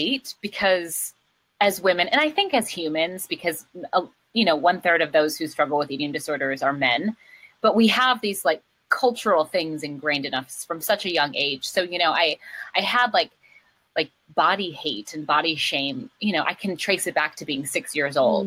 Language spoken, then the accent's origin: English; Minneapolis–Saint Paul, Minnesota, United States; moved away; In Minnesota. In the Twin Cities